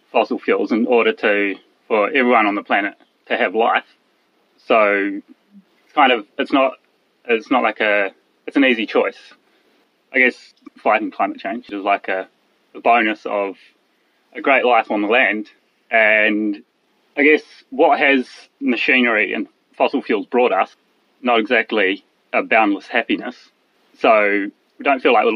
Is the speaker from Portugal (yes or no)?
no; New Zealand; Born here on the farm